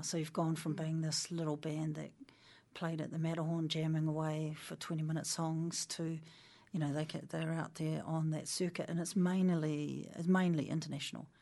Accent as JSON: {"language": "English", "area": "Waipukurau / Porangahau", "region": "Hawke's Bay", "country": "New Zealand", "tie": "born or raised there", "moved": "yes", "lives_now": "Wellington, New Zealand", "said": "born in Waipukera, uh, hospital, maternity home, gone"}